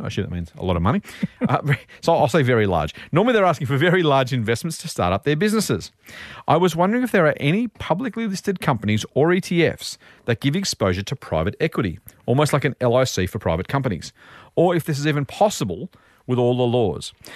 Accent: Australia; I'm Australian and we live here

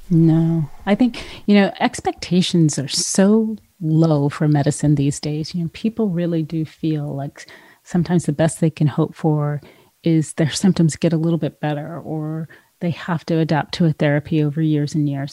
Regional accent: California, United States; moved away; California, which is my home state

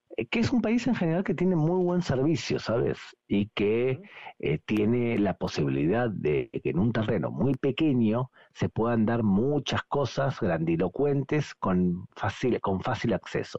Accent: Argentina; moved away; nací en Argentina

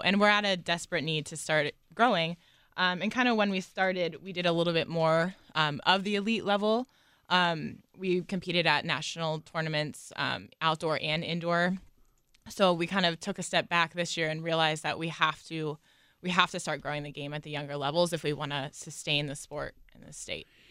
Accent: Watsontown, Pennsylvania, United States; also born or lived in Reading, Pennsylvania; I grew up in a really small town in Watson Town, Pennsylvania

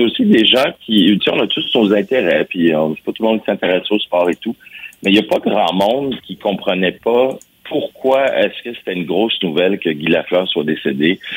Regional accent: Montreal, Quebec, Canada; je suis Montréalais

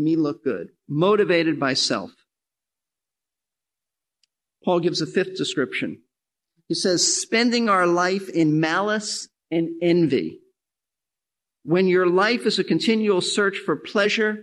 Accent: New York City, New York, United States; I'm from New York City

